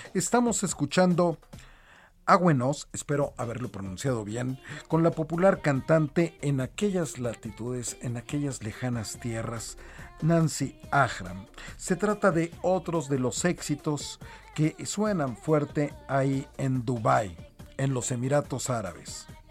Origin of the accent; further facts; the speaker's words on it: Mexico; lo que somos los mexicanos, que somos de lo mejor de lo mejor